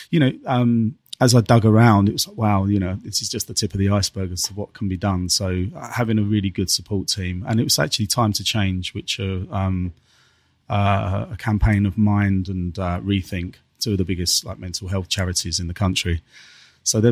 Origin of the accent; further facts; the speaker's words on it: Dartford, South East England, United Kingdom; I was kind of born and raised in Dartford, between, you know, South East London and you know, that top part of Kent, that was kind of my stomping ground